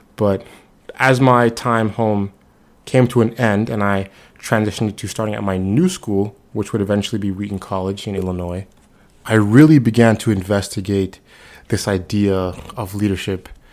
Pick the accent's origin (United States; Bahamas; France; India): Bahamas; Nassau, New Providence; moved away; I'm originally from Nassau, Bahamas